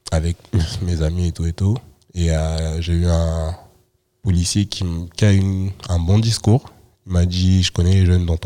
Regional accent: Saint-Denis, Île-de-France, France; moi je viens de Saint-Denis

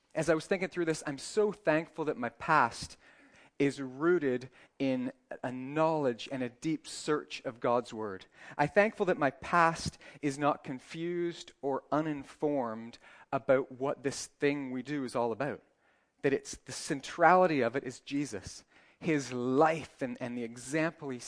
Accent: Northern Ireland, United Kingdom; moved away as an adult; also born or lived in Canada; now in United Arab Emirates; live in the UAE, Canadian, but live most of my life in Ireland

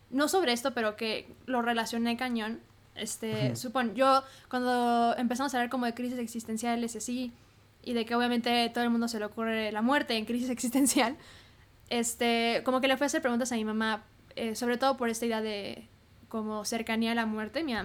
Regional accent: Hermosillo, Sonora, Mexico; now in Mexico City, Mexico; cómo estudié aquí en la Ciudad de México, yo soy de Hermosillo

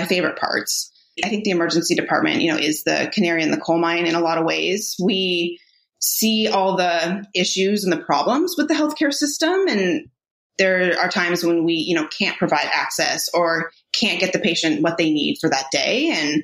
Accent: Palo Alto, California, United States; moved away as an adult; now in Irvine, United States; I grew up in Northern California in Palo Alto

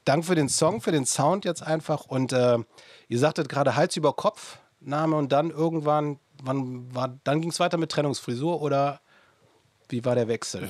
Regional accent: near Anrath, North Rhine-Westphalia, Germany; in meiner Heimat, in der Nähe von Anrat

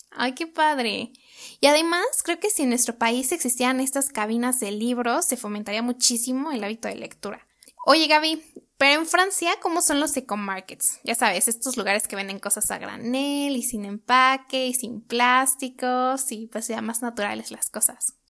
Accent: Mexico; moved away; nosotros como mexicanos

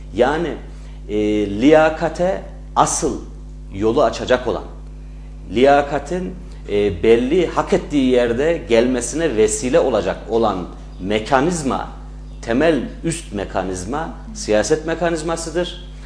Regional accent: Bünyan, Kayseri Province, Turkey; also born or lived in Ankara; 1985 Kayseri Bünyan doğumluyum. Ee, bütün ilk orta öğretimimi, lise eğitimimi Bünyan'da tamamlamış bir insanım.

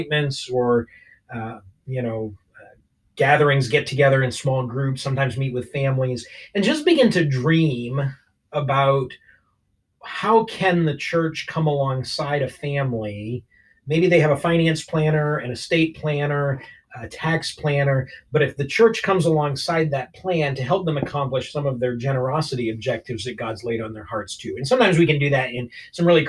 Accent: Maine, United States; moved away as an adult; now in Southern California, United States; But I'm originally from Maine, so I'm used to the cold

